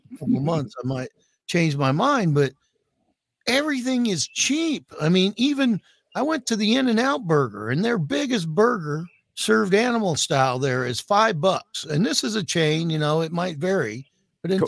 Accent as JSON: {"language": "English", "town": "Water Valley", "region": "Mississippi", "country": "United States", "tie": "born or raised there", "also_born_or_lived": "Pacific Northwest", "moved": "yes", "said": "born in Water Valley, Mississippi"}